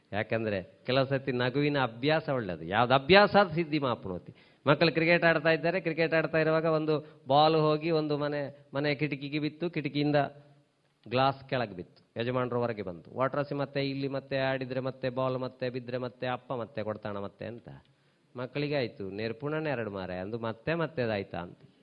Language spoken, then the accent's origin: Kannada; Tulu Nadu, India; ನಮ್ಮ ಊರಿನಲ್ಲಿ ನಮ್ಮ ಭಾರತ ದೇಶದಲ್ಲಿ ಅದು ಸಹ ನಮ್ಮ ತುಳುನಾಡಿನಲ್ಲಿ